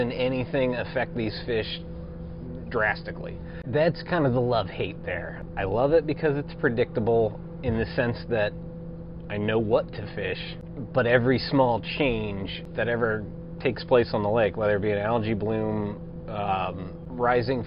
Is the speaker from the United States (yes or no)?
yes; Indian Lake, Ohio, United States; I grew up on Indian Lake